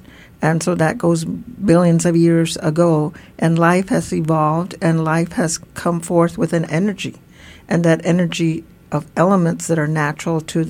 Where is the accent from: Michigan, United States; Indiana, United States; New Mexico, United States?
New Mexico, United States; Tewa Pueblo community; as a Tewa woman elder who's grown and lived in our community